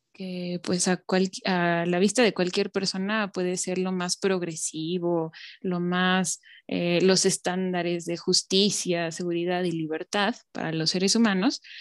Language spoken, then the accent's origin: Spanish; Mexico; nosotros como mexicanos o latinoamericanos